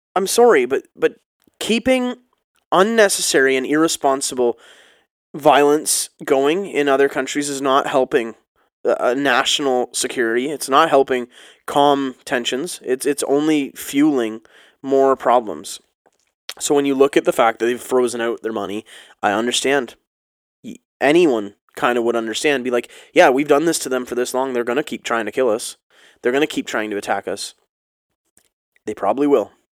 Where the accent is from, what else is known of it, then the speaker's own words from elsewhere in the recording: Ontario, Canada; being Canadian and, and living next to the States